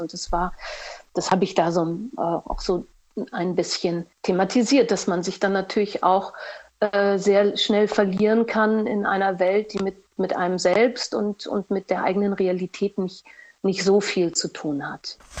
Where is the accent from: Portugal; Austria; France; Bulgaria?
Portugal; moved away as an adult; also born or lived in Düsseldorf / Cologne / Berlin; ich bin ja in Portugal aufgewachsen